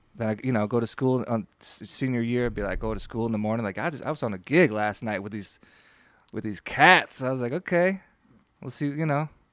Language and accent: English; Williamsville, New York, United States; by Black Forest, I mean Buffalo, New York. Um, no, just outside the city limits, a little town